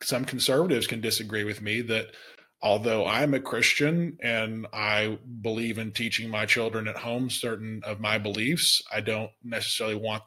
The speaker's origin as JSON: {"language": "English", "region": "Alabama", "country": "United States", "tie": "born or raised there", "said": "I grew up in Alabama"}